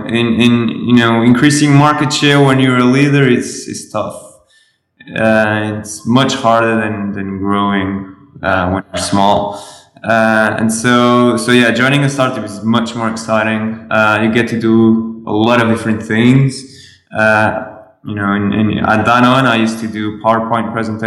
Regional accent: Lisbon, Portugal; I'm from Portugal. It's a little nice country next to Spain.

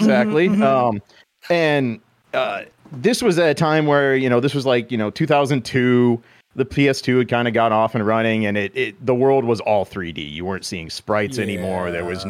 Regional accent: Midwest, United States; I'm from the Midwest.

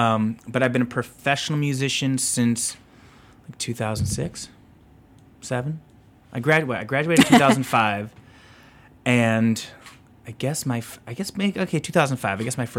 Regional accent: Northbrook, Illinois, United States; now in Deerfield, United States; I grew up in Northbrook.

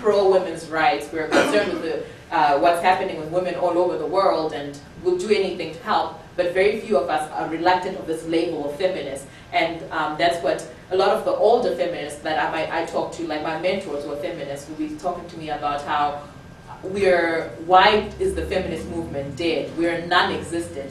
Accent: Zimbabwe; moved away; I'm also from Zimbabwe

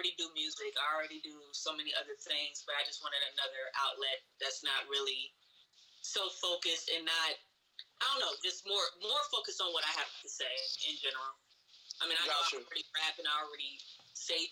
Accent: Cleveland, Ohio, United States; we're from Cleveland

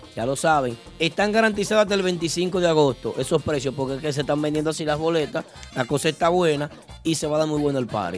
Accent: Santiago de los Caballeros, Santiago, Dominican Republic; moved away; mi ciudad natal

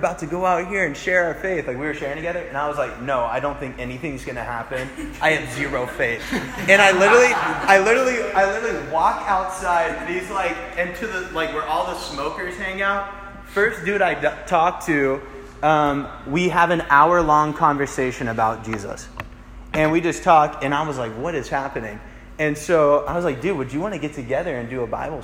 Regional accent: Kennesaw, Georgia, United States; moved away as an adult; now in Auburn, United States; I go home every once in a while to Kennesaw

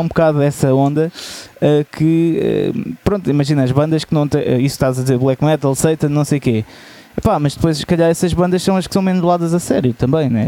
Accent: Portugal; nós somos portugueses

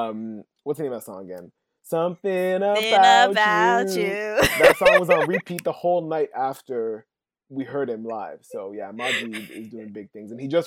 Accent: Toronto, Ontario, Canada; I feel like it's my hometown

